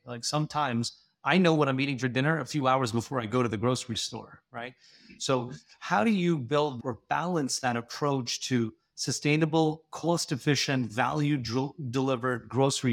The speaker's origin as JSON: {"language": "English", "country": "India", "said": "Being Indian"}